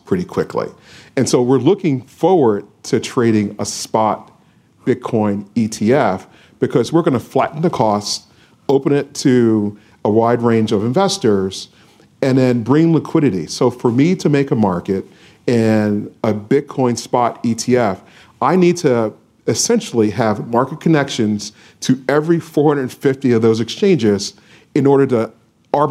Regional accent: Philadelphia, Pennsylvania, United States; I'm from Philadelphia, 1987

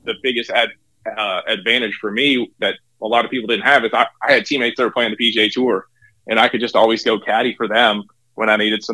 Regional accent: Ontario, Canada; moved away as an adult; also born or lived in Johnson City, Tennessee; now in Knoxville, United States; growing up in Canada

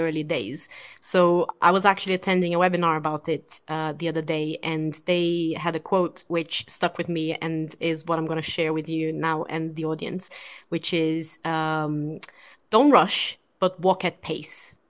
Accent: Brazil; moved away; I'm originally from Brazil

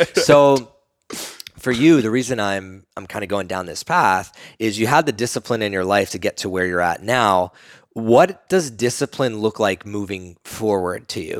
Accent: East Coast, United States; now in Austin, United States; we're both from the East Coast

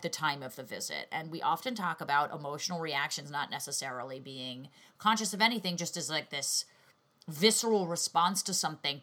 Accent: New York, United States; as a New Yorker

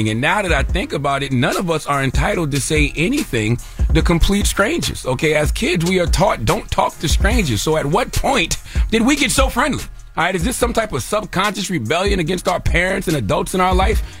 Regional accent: the South, United States; See, I'm from the South, so some of us from the South raised in a certain area, we speak to everybody.

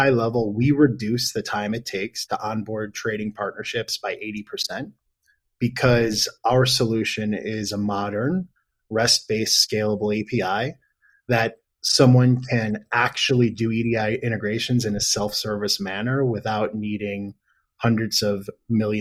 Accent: Buffalo, New York, United States; also born or lived in Seattle, Washington / Geneseo, New York; now in Denver, United States; grew up in Buffalo, New York.

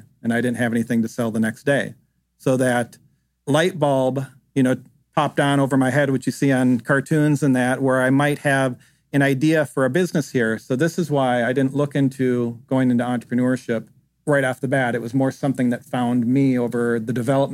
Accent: Minnesota, United States; moved away; I grew up in Minnesota where we played a lot of outdoor games

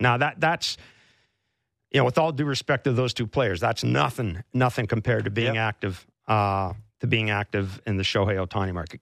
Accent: Canada; as a Canadian sports journalist and as a Canadian sports fan

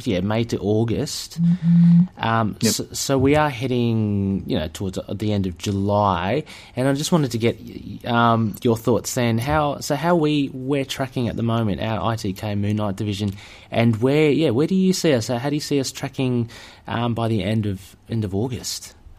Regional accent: Australia; I'm an Aussie here

